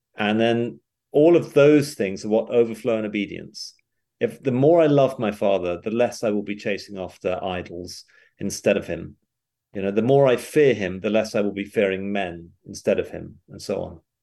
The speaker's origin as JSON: {"language": "English", "country": "United Kingdom", "also_born_or_lived": "England", "moved": "as an adult", "lives_now": "Knoxville, United States", "said": "I'm, I'm British"}